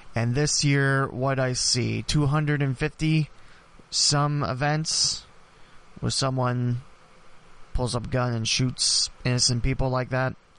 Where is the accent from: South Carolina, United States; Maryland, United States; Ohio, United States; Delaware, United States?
Ohio, United States; Dayton; It happened in my hometown. It happened where I've lived all my life